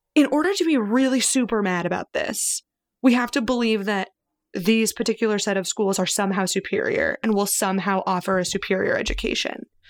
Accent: Missouri, United States; also born or lived in New York area; now in New York, United States; I grew up in Missouri

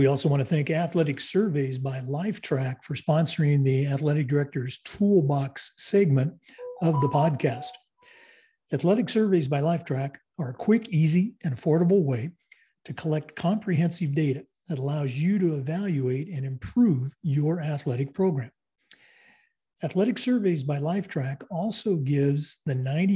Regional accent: Oregon, United States; moved away; We're going back to my home state, the great state of Oregon

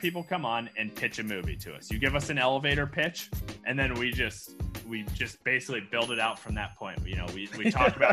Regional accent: Traer, Iowa, United States; I grew up in a farm in between Traer and Dysart, Iowa

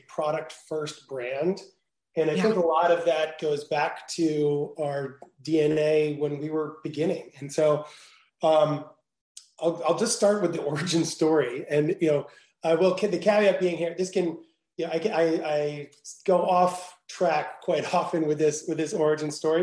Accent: New Jersey, United States; moved away as an adult; also born or lived in Venice, California; I grew up in New Jersey

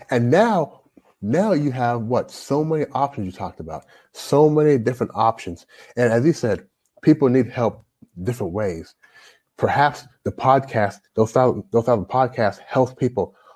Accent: Louisville, Kentucky, United States; moved away as an adult; also born or lived in Toronto, Canada; now in China; I grew up in Louisville, Louisville Kentucky

